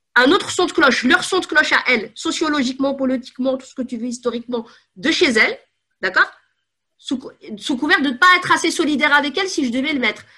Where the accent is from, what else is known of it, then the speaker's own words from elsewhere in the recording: Paris, Île-de-France, France; Je suis née à Paris 14e.